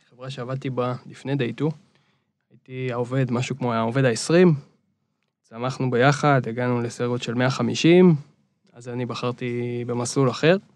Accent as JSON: {"language": "Hebrew", "town": "Reut", "region": "Central District", "country": "Israel", "tie": "born or raised there", "lives_now": "Tel Aviv, Israel", "said": "נולדתי בארץ, גרתי בארץ רוב החיים. למעט איזה תקופה בארצות הברית"}